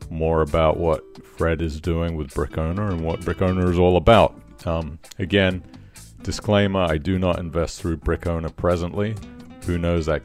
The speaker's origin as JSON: {"language": "English", "region": "England", "country": "United Kingdom", "said": "But I'm an Englishman. I should get it."}